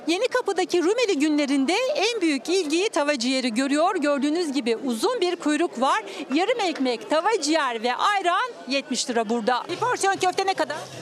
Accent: Istanbul, Turkey; also born or lived in Thrace; Kendim Trakyalıyım

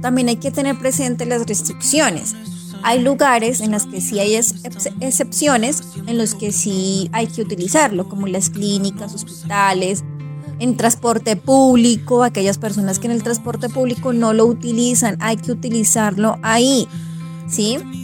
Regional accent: Colombia; nosotros como colombianos

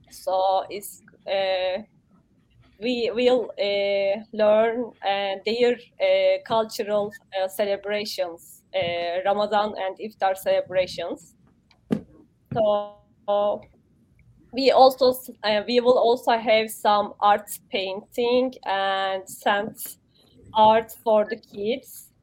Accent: Turkey; moved away; I am from Turkey.

